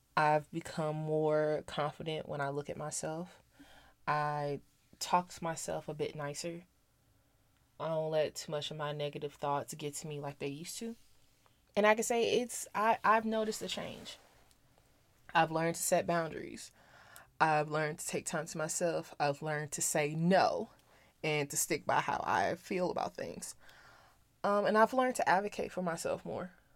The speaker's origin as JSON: {"language": "English", "town": "St. Louis", "region": "Missouri", "country": "United States", "tie": "born or raised there", "moved": "as an adult", "lives_now": "Las Vegas, United States", "said": "I grew up in Saint Louis, went to college in Missouri"}